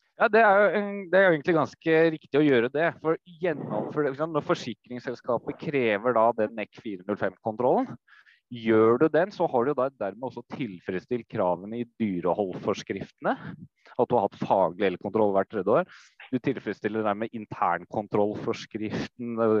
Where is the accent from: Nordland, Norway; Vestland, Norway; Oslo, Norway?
Oslo, Norway; moved away as an adult; now in Folldal, Norway; Jeg kommer fra Oslo. Bygutt. Oslo øst.